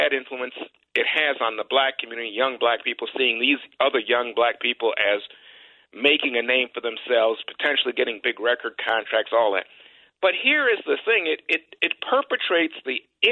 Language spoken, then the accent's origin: English; New York City, New York, United States; I grew up in New York